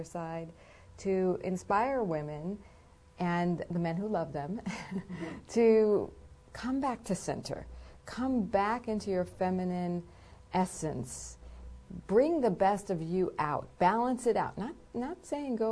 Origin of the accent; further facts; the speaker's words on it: East Coast, United States; I'm from the East Coast